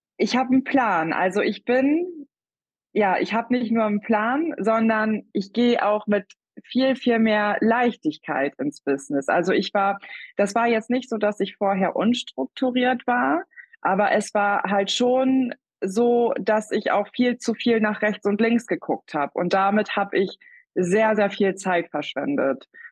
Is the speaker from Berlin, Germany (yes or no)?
no; Wiesmoor, Lower Saxony, Germany; Ich komme aus Wiesmoor. Das ist in Ostfriesland